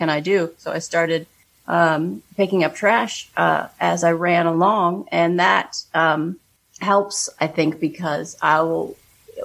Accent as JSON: {"language": "English", "town": "Pittsburgh", "region": "Pennsylvania", "country": "United States", "tie": "born or raised there", "moved": "yes", "said": "I grew up on the East Coast, and in Pittsburgh"}